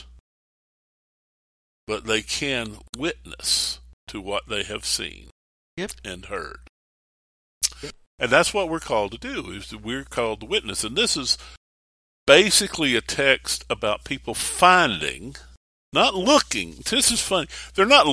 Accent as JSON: {"language": "English", "town": "Mount Airy", "region": "North Carolina", "country": "United States", "also_born_or_lived": "Stuart, Virginia", "said": "I say I'm from Mount Airy, North Carolina, but I was born in Stuart, Virginia"}